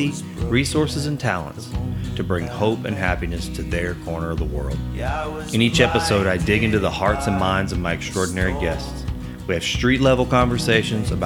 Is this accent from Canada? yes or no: no; Sulphur, Louisiana, United States; my hometown, Sulphur, Louisiana